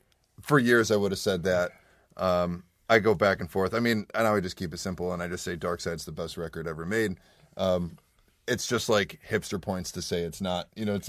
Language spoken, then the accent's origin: English; Rochester, New York, United States; I play guitar, sing, and synth for …. I grew up in the Rochester area and live in Rochester now.